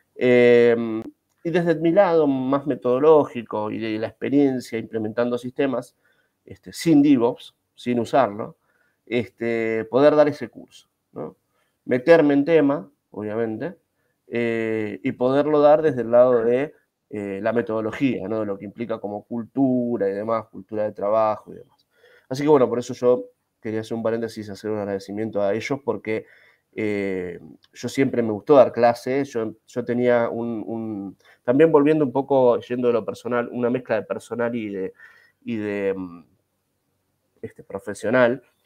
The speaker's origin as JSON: {"language": "Spanish", "town": "Ezeiza", "region": "Buenos Aires Province", "country": "Argentina", "said": "Yo soy de Seiza, provincia de Buenos Aires"}